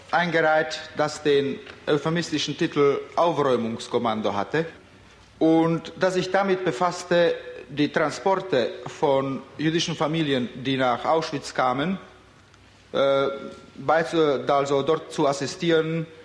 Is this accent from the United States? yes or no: no; Slovakia; now in England; ich äh, bin zurückgekehrt in meine Heimat, nach der Slowakei.